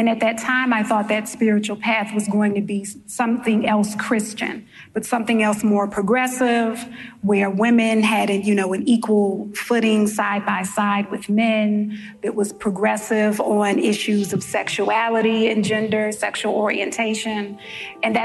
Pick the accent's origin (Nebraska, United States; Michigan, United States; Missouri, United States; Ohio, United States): Missouri, United States; St. Louis; now in New York, United States; If you hear an accent for the New Yorkers in the room, it's because I am from St. Louis, Missouri, originally. And the accent did not leave, it stayed